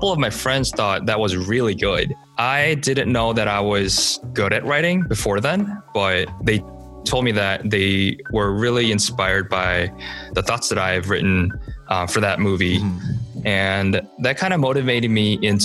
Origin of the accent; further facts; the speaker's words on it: Chicago, Illinois, United States; also born or lived in Seoul, South Korea; I've been living in the Midwestern area for the most of my life, namely in Chicago